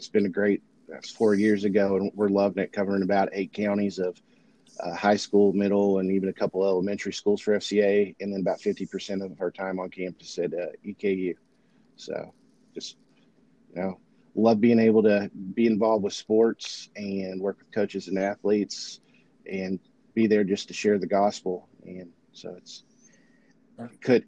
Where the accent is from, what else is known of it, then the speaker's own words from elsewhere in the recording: Beattyville, Kentucky, United States; I ended up in my hometown of Beattyville for about 11 years